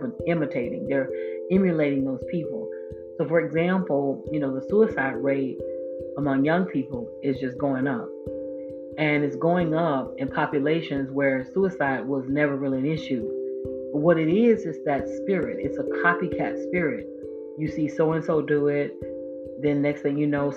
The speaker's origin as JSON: {"language": "English", "area": "Volusia County", "region": "Florida", "country": "United States", "said": "my home state and in my home county, Volusia County, Florida"}